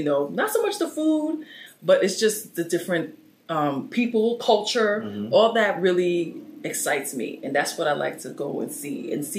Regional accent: New York City, New York, United States; also born or lived in Brooklyn; I am from New York City, Lower East Side. I was born and raised there. I've lived there for like 40 years.

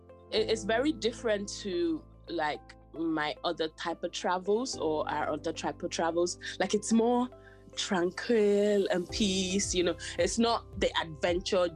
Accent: Nigeria; now in London, United Kingdom; I was born in Nigeria and we used to live in the city, but my dad is from the country

